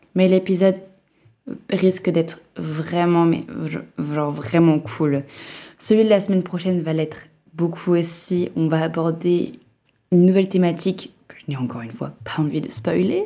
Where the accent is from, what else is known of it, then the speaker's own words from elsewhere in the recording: Lille, Hauts-de-France, France; moved away as an adult; de là d'où je viens, donc Lille